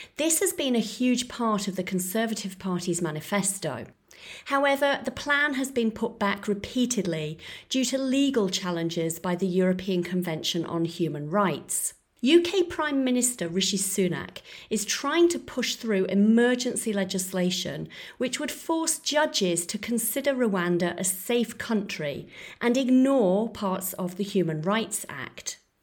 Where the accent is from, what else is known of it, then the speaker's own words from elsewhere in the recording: Florence, Tuscany, Italy; Starbucks had recently popped up in my hometown of Florence